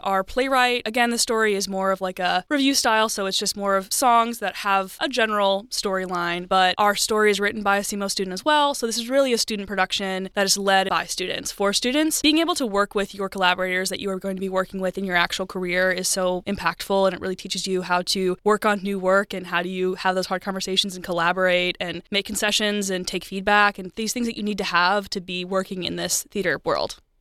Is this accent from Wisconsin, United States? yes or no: yes; Wisconsin, United States; moved away as an adult; also born or lived in Missouri; now in Cape Girardeau, United States; I am from Wisconsin originally, but I've been loving my time down in here in Missouri